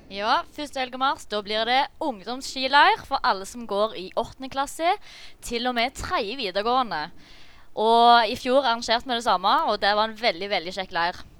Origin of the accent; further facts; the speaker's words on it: Jæren, Rogaland, Norway; jeg kommer jo fra Flatjæren